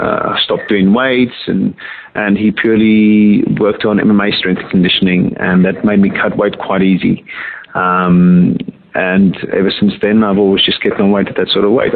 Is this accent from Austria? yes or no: no; South Africa; also born or lived in Johannesburg; now in England; I was born in South Africa, born and raised there, and I came over to England in 1996.